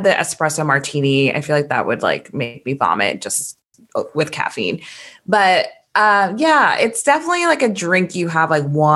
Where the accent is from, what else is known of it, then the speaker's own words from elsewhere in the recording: Midwest, United States; we're from the Midwest